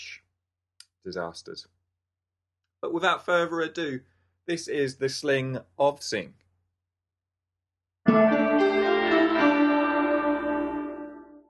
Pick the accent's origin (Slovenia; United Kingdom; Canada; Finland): United Kingdom; England; moved away; being an Englishman